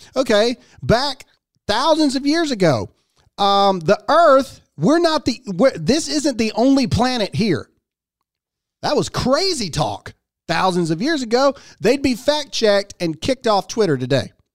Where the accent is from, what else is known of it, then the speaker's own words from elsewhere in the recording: United States; as an American, as a father, and as a parent